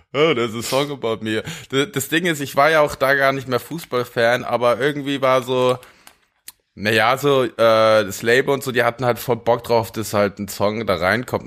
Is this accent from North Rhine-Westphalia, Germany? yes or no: no; near Munich, Bavaria, Germany; ich bin ja da, wo ich aufgewachsen bin bei München, da, mit den FC Bayern Spielern wirklich direkt aufgewachsen